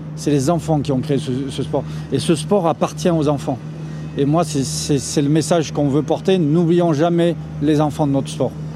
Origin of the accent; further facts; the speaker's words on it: France; je suis français